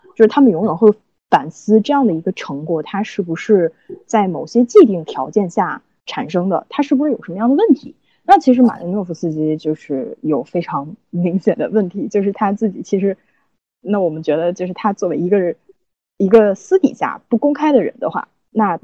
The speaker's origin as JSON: {"language": "Chinese", "country": "China", "said": "我们都是中国人"}